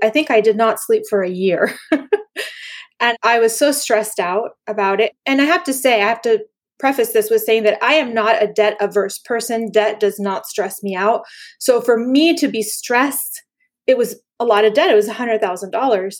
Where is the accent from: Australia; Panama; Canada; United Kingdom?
Panama; I grew up in Panama when it was a dictatorship